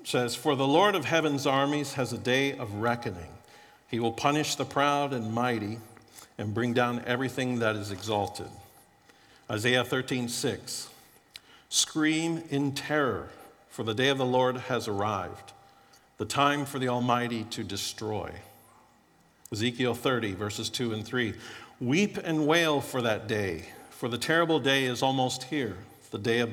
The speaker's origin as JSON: {"language": "English", "region": "Florida", "country": "United States", "tie": "born or raised there", "moved": "yes", "said": "I grew up in Florida and was pretty poor growing up"}